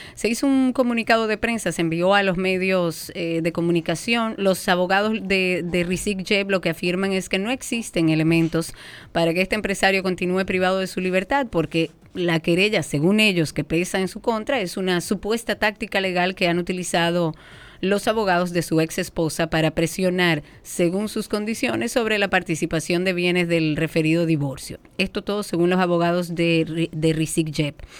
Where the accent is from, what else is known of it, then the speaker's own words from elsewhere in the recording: Dominican Republic; Nosotros como dominicanos